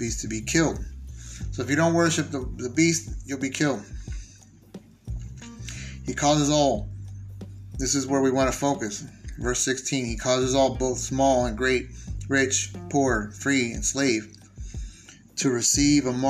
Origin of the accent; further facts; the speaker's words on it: San Diego, California, United States; I was born and raised in San Diego